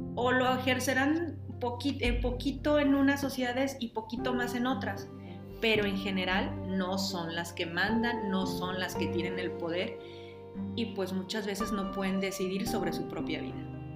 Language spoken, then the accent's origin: Spanish; Mexico